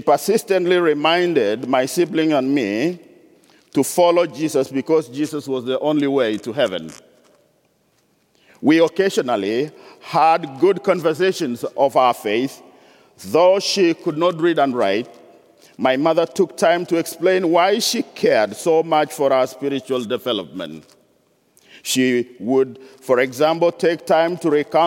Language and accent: English; northwest Kenya, Kenya; I was born and raised up in Kenya, born into a non-Christian polygamous family in northwest region of Kenya.